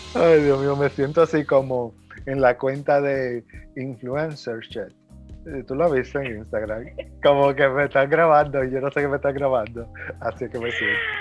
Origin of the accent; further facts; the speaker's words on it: Mao, Valverde, Dominican Republic; soy de Mao